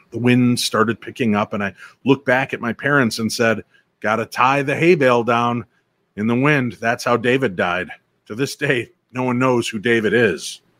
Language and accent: English; Germany; I grew up in Germany, and my dad's dad used to alert the city for incoming air raids.